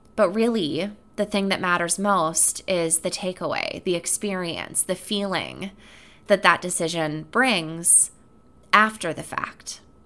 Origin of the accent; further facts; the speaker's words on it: Sheboygan, Wisconsin, United States; moved away; I was visiting my hometown for the first time in about six years